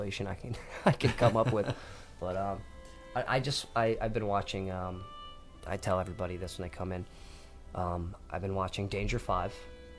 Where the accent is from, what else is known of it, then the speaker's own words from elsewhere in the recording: New Jersey, United States; I'm from New Jersey. I'm Italian and Irish.